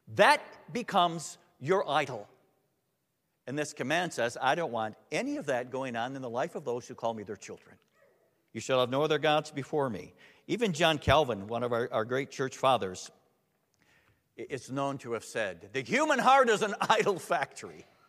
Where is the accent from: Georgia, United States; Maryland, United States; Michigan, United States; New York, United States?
Michigan, United States; Holland; I grew up in Holland, Michigan